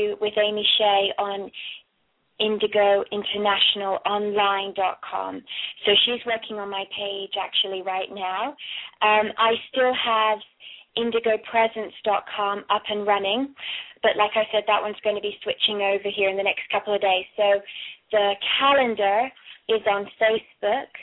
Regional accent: Kent, South East England, United Kingdom; also born or lived in London / Cornwall / Florida / Colorado; now in Australia; I am actually was born in Kent. In London, and I went to boarding school in Cornwall, which is the southwest of England. And then in 93, we moved to Florida

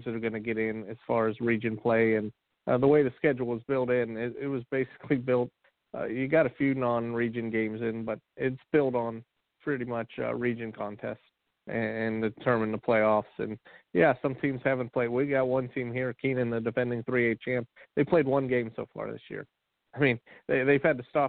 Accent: Ohio, United States; I'm from Ohio

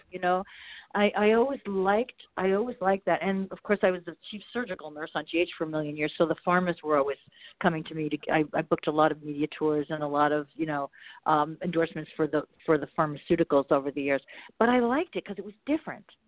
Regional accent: Bergenfield, New Jersey, United States; moved away as an adult; also born or lived in Malibu; now in Marina del Rey, United States; I grew up in New Jersey, but I not near the water in Bergenfield

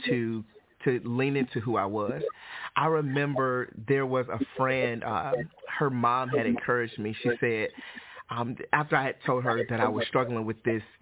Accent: Detroit, Michigan, United States; moved away; also born or lived in Alabama; I'm originally from Detroit, Michigan. I grew up in Detroit, Michigan as a non-Christian and moved to Alabama

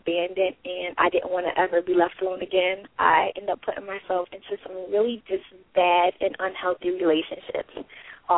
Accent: Rochester, New York, United States; moved away; I'm originally from Rochester, New York

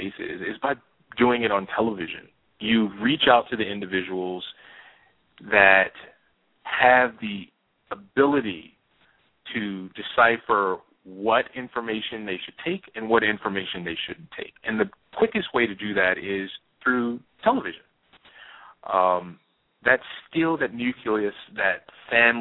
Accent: Louisiana, United States; moved away as an adult; also born or lived in New York City; moved to New York City when I was 20 from Louisiana.

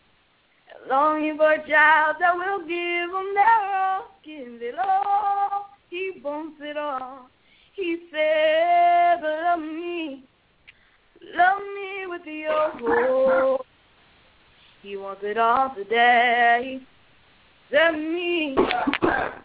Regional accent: Mobile, Alabama, United States; I'm from Mobile, Alabama

